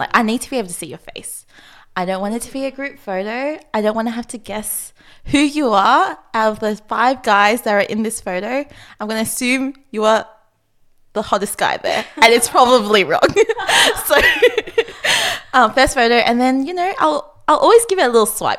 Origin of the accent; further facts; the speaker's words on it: Australia; I'm also 26, Vietnamese Australian, and I work at a bank